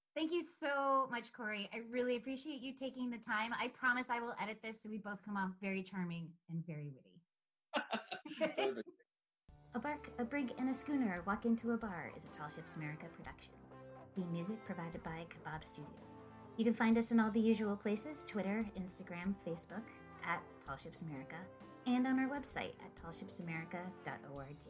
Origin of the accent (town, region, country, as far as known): Rhode Island, United States